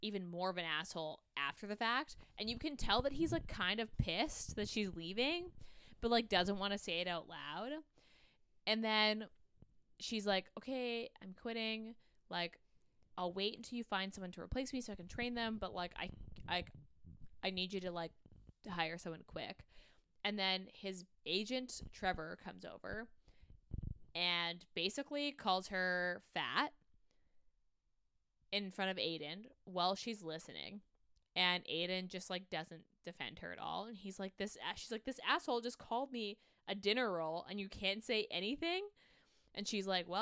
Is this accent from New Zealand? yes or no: no; Canada; As a Canadian